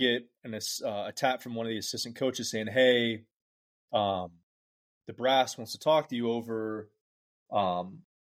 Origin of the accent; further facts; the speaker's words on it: Lakeland, Florida, United States; another Lakeland guy, guy from my hometown is Chris Sale